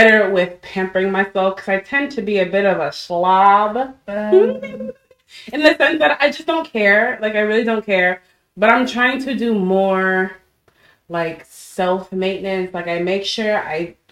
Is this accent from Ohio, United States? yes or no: no; Irving, Dallas, Lewisville area, Texas, United States; growing up in Irving, Dallas, Louisville area